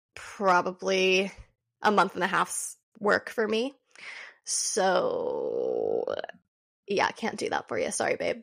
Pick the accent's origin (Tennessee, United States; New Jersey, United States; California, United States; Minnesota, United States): California, United States; I grew up in California